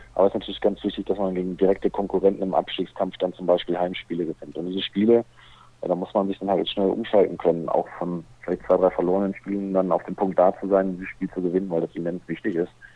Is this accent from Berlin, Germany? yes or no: no; Lippe, North Rhine-Westphalia, Germany; Ich komme ursprünglich aus dem Lipperland